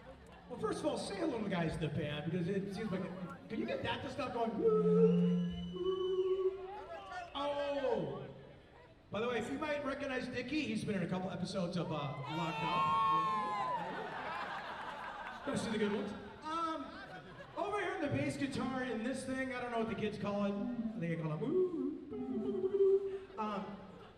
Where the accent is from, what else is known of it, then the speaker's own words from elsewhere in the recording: Newport Beach, California, United States; We grew up kind of together down in Orange County. He's from Laguna Beach, California. We're from Newport Beach, California.